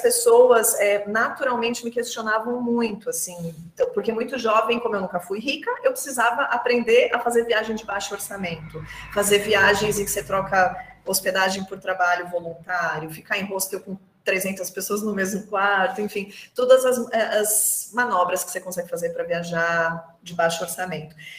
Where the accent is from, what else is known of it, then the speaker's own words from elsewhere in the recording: Brazil; sou brasileira